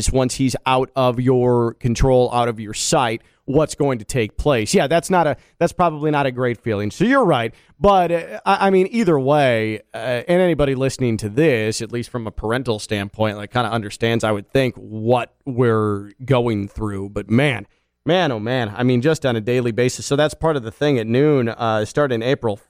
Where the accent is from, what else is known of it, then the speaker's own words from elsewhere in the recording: Chicago, Illinois, United States; moved away as an adult; also born or lived in Valparaiso, Indiana; now in West Palm Beach, United States; Grew up in the western suburbs of Chicago